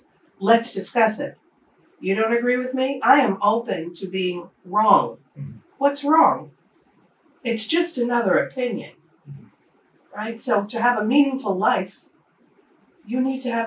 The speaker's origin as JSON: {"language": "English", "town": "New York City", "region": "New York", "country": "United States", "tie": "born or raised there", "also_born_or_lived": "Japan / Europe", "moved": "as an adult", "said": "I'm born and bred in the Bronx, New York City"}